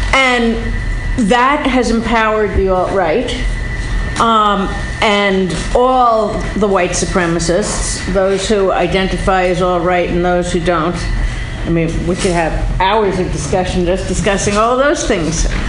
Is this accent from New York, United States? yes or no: yes; New York, United States; when I was a kid, I grew up in New York in a Jewish family